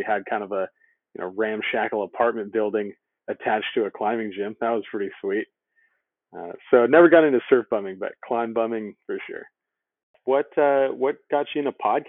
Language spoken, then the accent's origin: English; Costa Mesa, California, United States; now in Oceanside, United States; I was born and raised in Costa Mesa, and now I live in Oceanside.